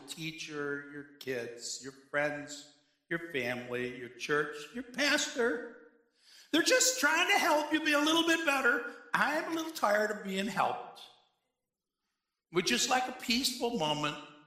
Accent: Cheektowaga, New York, United States; also born or lived in Pendleton; I grew up in Cheektowaga, and I went to church in Snyder

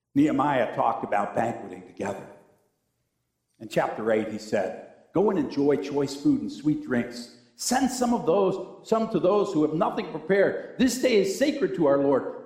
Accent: Cheektowaga, New York, United States; I grew up in a church in Snyder, New York. I was from Cheektowaga

